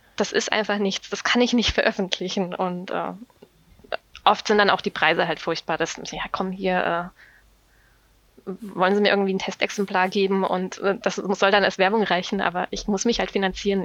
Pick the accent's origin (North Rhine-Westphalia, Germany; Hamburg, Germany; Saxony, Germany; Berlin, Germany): Saxony, Germany; moved away as an adult; now in Bonn, Germany; ich komme aus Sachsen